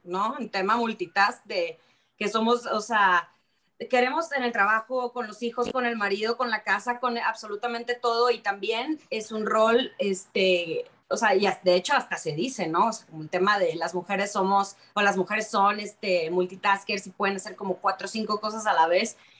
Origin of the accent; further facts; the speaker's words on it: Sonora, Mexico; de donde yo vengo, de que es de Sonora